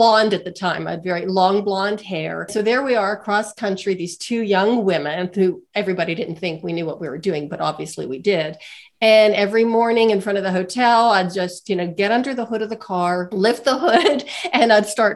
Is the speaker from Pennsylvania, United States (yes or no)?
yes; Western Pennsylvania, United States; moved away as an adult; also born or lived in Pittsburgh, Pennsylvania; now in Colorado, United States; I'm from a small steel town in Western Pennsylvania